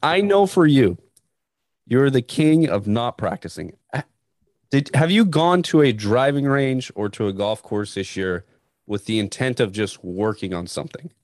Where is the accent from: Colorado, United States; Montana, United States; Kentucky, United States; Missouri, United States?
Montana, United States; Northern; I grew up in Northern Montana, and we had seasons